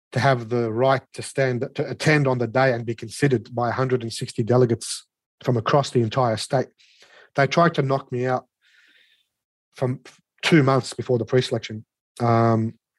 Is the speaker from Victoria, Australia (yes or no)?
no; Sydney, New South Wales, Australia; I grew up in Redfern, the eldest of eight children